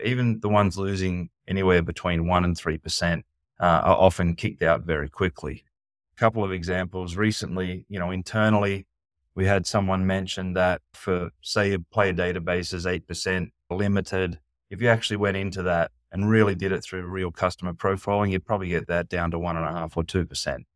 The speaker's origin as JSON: {"language": "English", "country": "United States", "moved": "yes", "said": "being American, not living in the U S"}